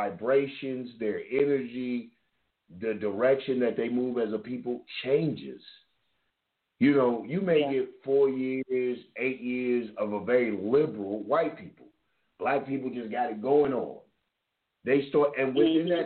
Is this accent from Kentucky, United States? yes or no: yes; Kentucky, United States; moved away; also born or lived in the South; I came up in an integrated place. Everybody knows originally I'm from Kentucky